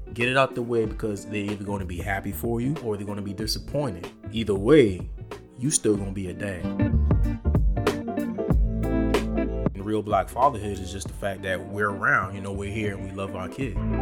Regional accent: the Lowcountry, the South, United States; I'm from the South. I'm from the low country

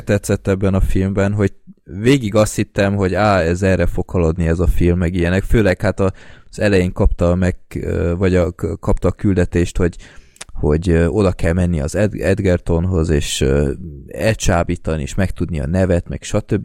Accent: Budapest, Hungary; budapestiként így sokkal élvezhetőbb az egész

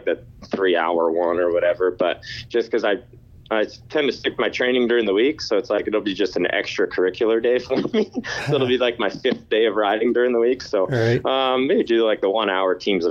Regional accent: Ottawa, Ontario, Canada; I have to stay true to my hometown team

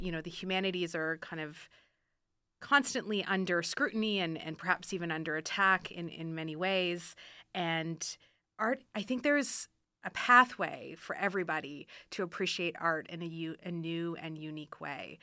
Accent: Ottawa, Ontario, Canada; moved away as an adult; now in Reno, United States; I am originally from Ottawa, Canada, and I've been in Reno since twenty thirteen

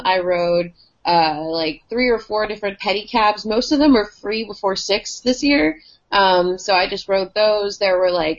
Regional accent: New York, United States; I'm 5 feet tall and I can weave through people because I'm from New York.

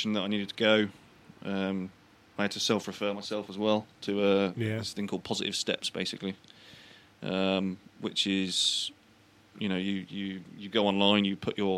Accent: United Kingdom; I'm British.

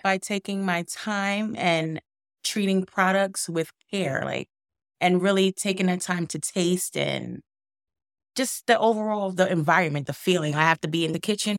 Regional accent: Brooklyn, New York, United States; now in Binghamton, United States; I'm from Brooklyn or, originally

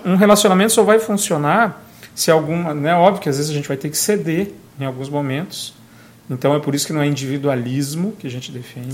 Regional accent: Brazil; moved away; na minha terra natal, lá em Guarapó, onde eu fui criado

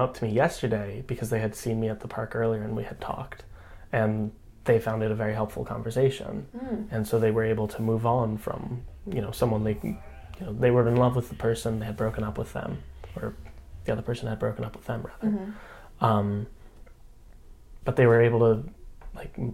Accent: New York, United States; moved away as an adult; also born or lived in Berkeley, California / Ann Arbor / Wisconsin; now in Oakland, United States; I was born and raised in New York

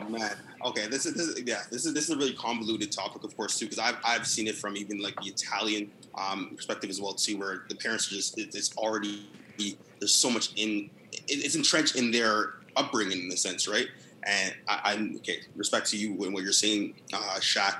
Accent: Brampton, Ontario, Canada; I'm from Brampton

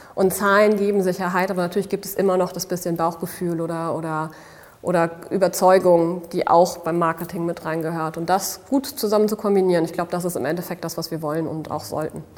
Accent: Dortmund, North Rhine-Westphalia, Germany; moved away as an adult; now in Berlin, Germany; da lebt meine Familie, bin ich auch aufgewachsen

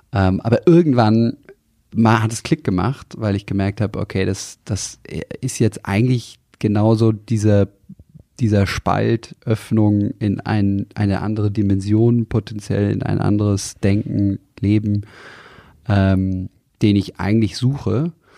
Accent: near Tegernsee, Bavaria, Germany; ich bin aufgewachsen in der Nähe vom Tegernsee in den Bergen, in Kreuz

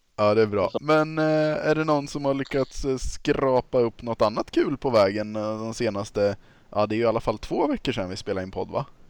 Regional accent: Östergötland, Sweden; accent: östgötska

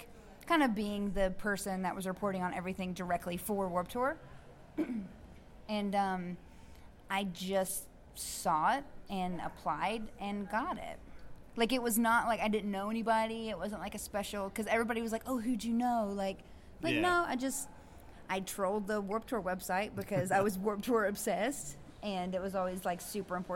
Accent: Bristol, Virginia, United States; I was born on the Tennessee side, but I grew up and lived on the Virginia side

